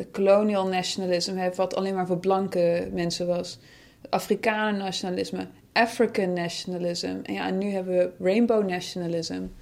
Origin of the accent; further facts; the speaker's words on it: Netherlands; born there; ja, maar ik ben ook geboren in Nederland.